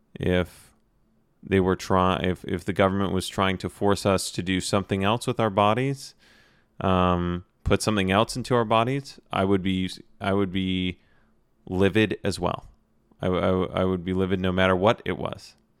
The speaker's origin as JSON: {"language": "English", "country": "United States", "said": "me being an American"}